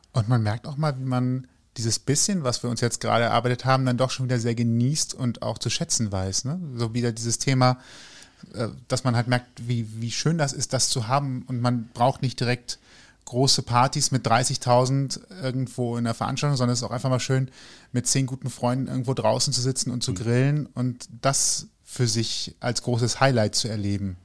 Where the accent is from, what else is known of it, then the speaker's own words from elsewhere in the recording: North Rhine-Westphalia, Germany; also born or lived in Cologne; ich bin Rheinländer